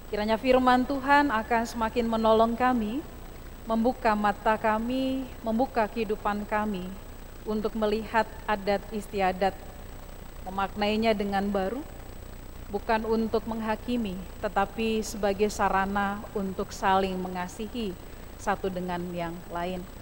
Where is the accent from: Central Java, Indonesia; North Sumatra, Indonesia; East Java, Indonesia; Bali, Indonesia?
North Sumatra, Indonesia; saya sedikit terbata-bata dengan bat, e, bahasa Batak padahal saya orang Batak ya